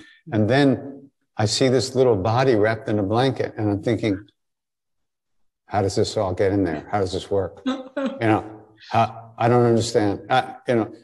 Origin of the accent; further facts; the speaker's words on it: Long Island, New York, United States; moved away as an adult; also born or lived in India; I grew up on Long Island, but after high school I was gone